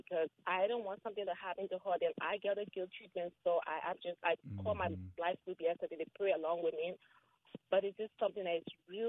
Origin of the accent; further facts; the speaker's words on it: Liberia; moved away; I'm from Liberia, West Africa.